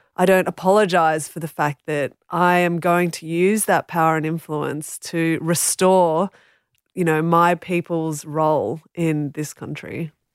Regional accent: Australia; as a non-Indigenous Australian, and it's just as an Australian

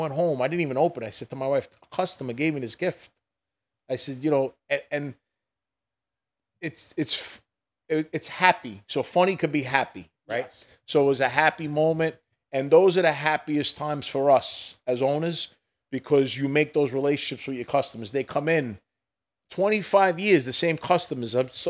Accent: New York City, New York, United States; I grew up in Brooklyn.

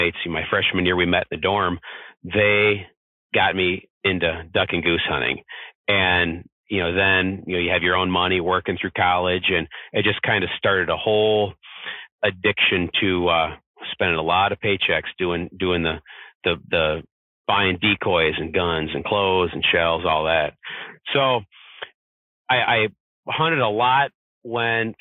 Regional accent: Southwest Michigan, United States; I'm from Southwest Michigan.

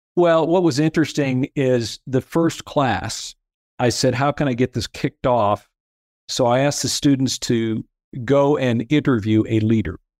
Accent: Peoria, Illinois, United States; moved away as an adult; also born or lived in Fort Worth, Texas; I grew up in central Illinois in, in Peoria

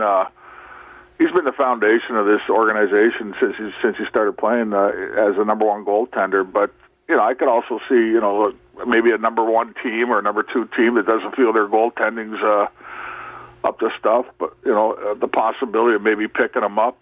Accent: Toronto, Ontario, Canada; moved away; we grew up uh, at Birchmount and Danforth

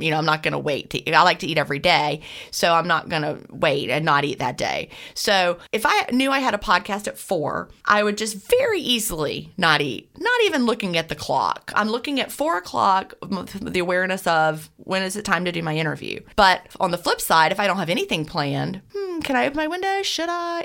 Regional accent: Augusta, Georgia, United States; I was born in Augusta, Georgia, and I live and I'm coming to you from Augusta, Georgia, right this minute

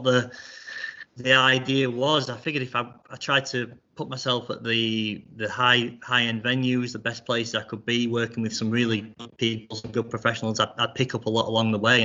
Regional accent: Rotherham, Yorkshire and the Humber, United Kingdom; I grew up in Rotherham, Rotherham Golf Club

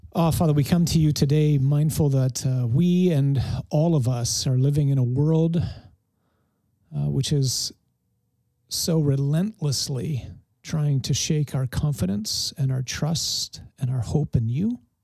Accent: Detroit, Michigan, United States; I grew up in Detroit

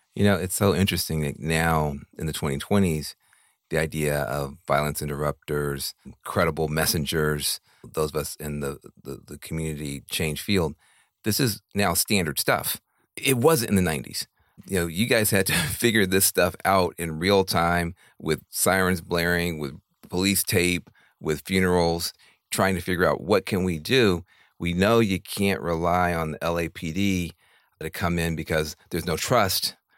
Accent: Tennessee, United States; now in California, United States; I'm from Tennessee, but I have lived in California for now most of my life

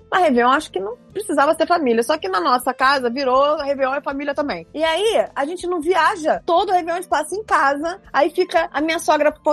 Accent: Rio de Janeiro, Brazil; moved away; Eu passei a vida inteira no Rio de Janeiro, sou carioca. E a vida inteira a gente passou na praia, vendo os fogos de Copacabana. Essa é a nossa realidade. E depois que eu me mudei do Rio, nunca mais passei na praia.

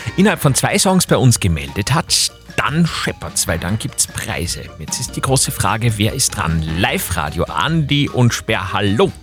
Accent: Upper Austria, Austria; bei uns in Oberösterreich

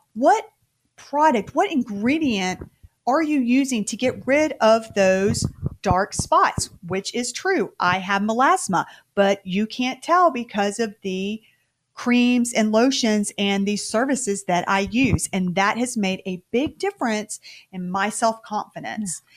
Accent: the South, United States; we're from the South

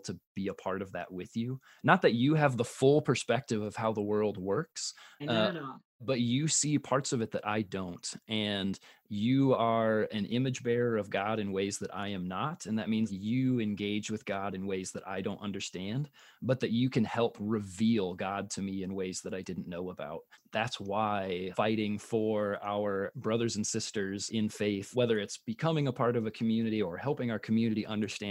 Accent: Midwest, United States; I'm a 9 from the Midwest

